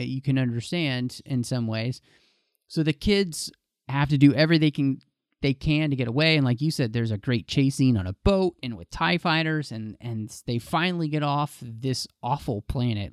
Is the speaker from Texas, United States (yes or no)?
yes; Dallas, Texas, United States; I grew up in Dallas, Texas